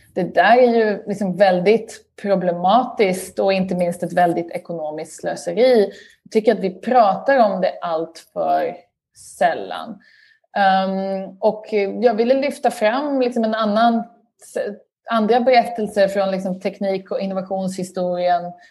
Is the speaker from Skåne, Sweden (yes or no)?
yes; Lund, Skåne, Sweden; moved away as an adult; also born or lived in Uppsala / Stockholm; now in United Kingdom; Jag är uppvuxen i Lund pluggade i Uppsala och bodde sen i Stockholm i ett antal år innan jag flyttade till eh, Storbritannien